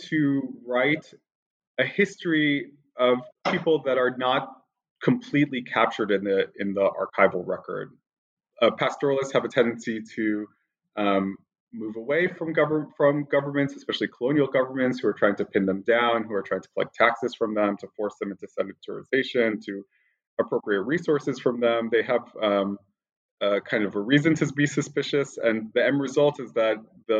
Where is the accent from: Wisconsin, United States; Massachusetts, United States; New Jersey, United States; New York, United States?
New York, United States; born there; Sure. I was born in New York, and I have a kind of very roundabout course towards studying this part of the world.